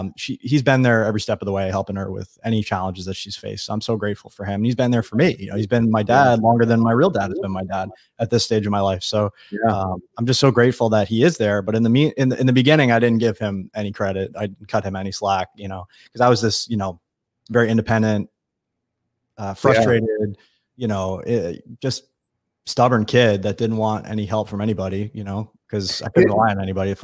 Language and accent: English; Long Island, New York, United States; I grew up on Long Island, which is a little community east of New York, about 2 million people.